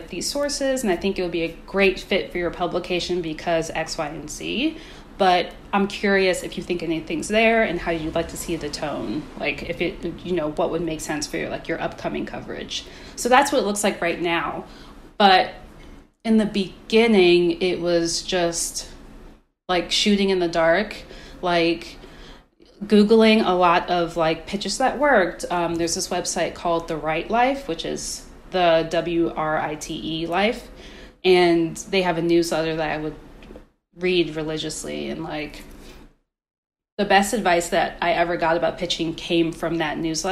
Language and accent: English; Maryland, United States; where I grew up in Maryland